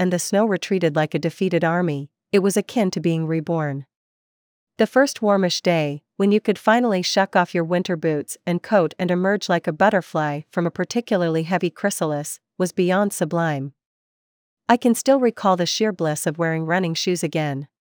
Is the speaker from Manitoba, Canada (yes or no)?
no; British Columbia, Canada; Growing up in the Kootenays, winter was something to be endured.